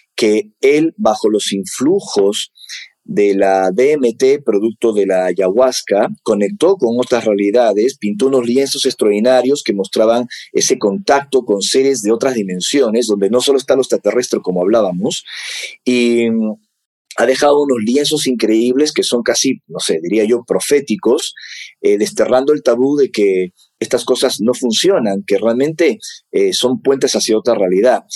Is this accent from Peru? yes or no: yes; Peru; me toca como peruano